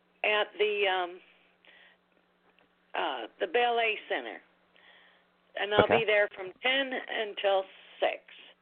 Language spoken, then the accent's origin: English; Michigan, United States; I come from Michigan.